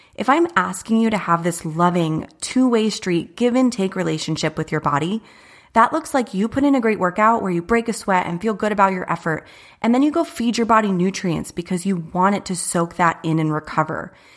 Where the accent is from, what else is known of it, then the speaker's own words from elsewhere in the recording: Chandler, Arizona, United States; I was born and raised in Chandler, not too far from here